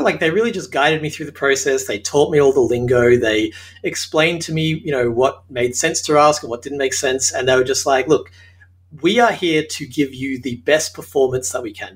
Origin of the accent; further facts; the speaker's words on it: Australia; accent: Australian; moved away as an adult; now in Hollywood, United States; As you can tell from my accent, I'm Australian